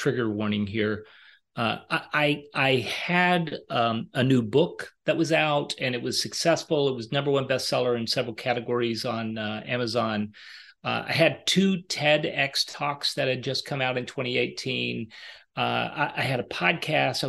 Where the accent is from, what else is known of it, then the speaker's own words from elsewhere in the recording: Arkansas, United States; moved away; I'm from Arkansas